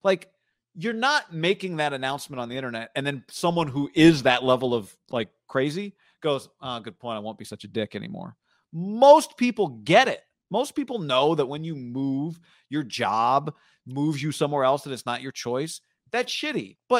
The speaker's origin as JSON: {"language": "English", "town": "Mendota", "region": "California", "country": "United States", "said": "Funny thing is, I'm originally from Mendota, rival town about 10 minutes away."}